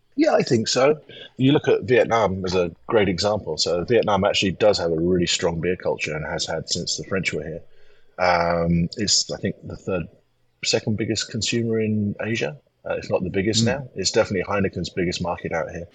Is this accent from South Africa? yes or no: no; England, United Kingdom; moved away as an adult; also born or lived in Taiwan / United States; as an Englishman moving to America